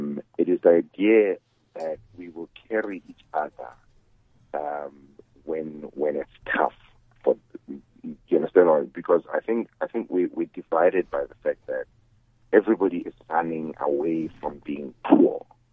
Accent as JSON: {"language": "English", "country": "South Africa", "said": "But as a South African, if you know that your fellow countrymen are suffering"}